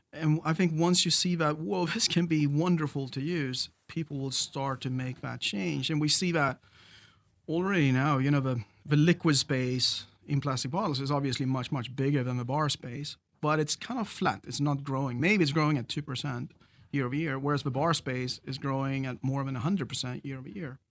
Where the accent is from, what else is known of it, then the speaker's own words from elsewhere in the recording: Sweden; moved away; And I grew up on the Swedish West Coast. I'm a Swede originally